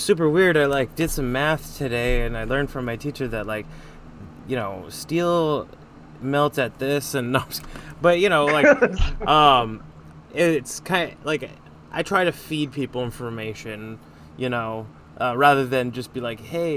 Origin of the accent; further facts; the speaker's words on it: California, United States; I grew up in California. I grew up around liberals.